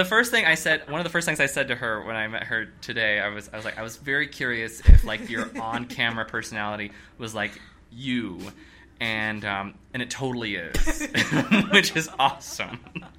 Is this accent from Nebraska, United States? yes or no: yes; Nebraska, United States; I'm from Nebraska